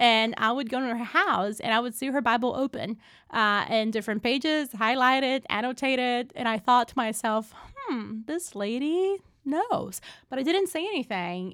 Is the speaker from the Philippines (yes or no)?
no; Brazil; moved away as an adult; now in United States; I was born and raised in Brazil